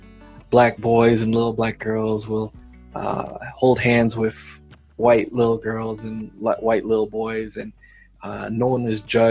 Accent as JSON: {"language": "English", "region": "Massachusetts", "country": "United States", "tie": "born or raised there", "moved": "as an adult", "lives_now": "Berrien Springs, United States", "said": "I've been born and raised in America, particularly Massachusetts, but moved here for school into Michigan. But I've been in America all my life."}